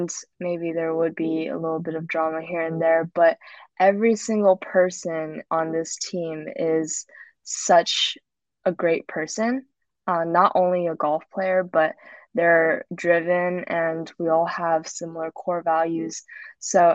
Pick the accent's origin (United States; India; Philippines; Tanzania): United States; Southern California; moved away; I am from California, Southern California